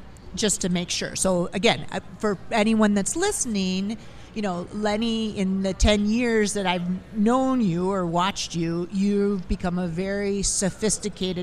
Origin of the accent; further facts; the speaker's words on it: Minnesota, United States; I'm from Minnesota